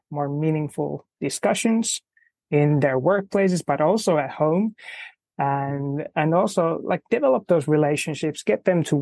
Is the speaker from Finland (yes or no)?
yes; Finland; I'm from Finland